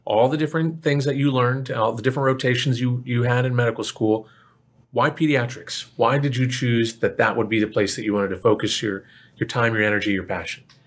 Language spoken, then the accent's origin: English; Plano, Texas, United States; I grew up in Plano.